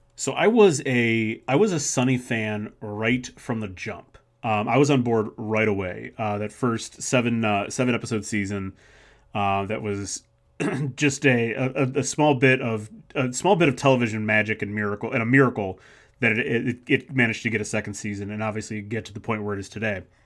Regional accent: Macedonia, Ohio, United States; my hometown of Macedonia, Ohio

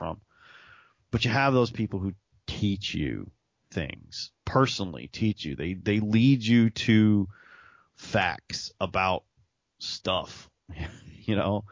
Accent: Texas, United States; I'm a schmuck from Texas with a podcast

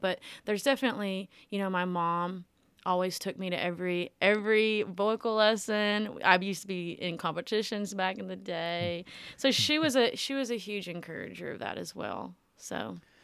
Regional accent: Millington, Tennessee, United States; I'm from Millington, Tennessee, born and raised in Millington, still there

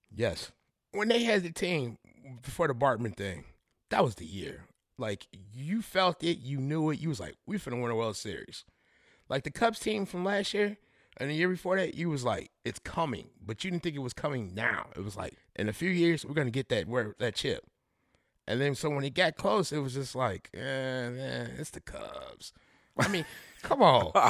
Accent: Chicago suburbs, Illinois, United States; I was born here. My dad moved us out when we was, like, five

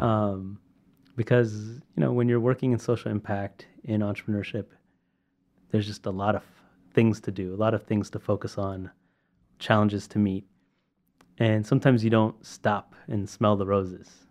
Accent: Sacramento, California, United States; I'm from Sacramento

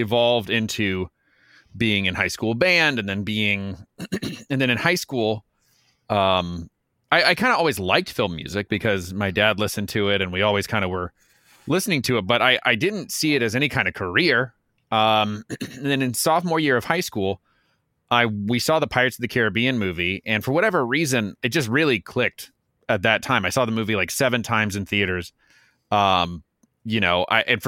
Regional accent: Lafayette, Louisiana, United States; I was born and raised in Lafayette, Louisiana, which is kind of Cajun country, south central Louisiana

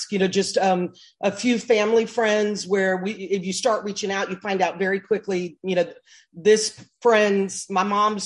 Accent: Birmingham, Alabama, United States; I grew up in Birmingham, Alabama, and came from a big family

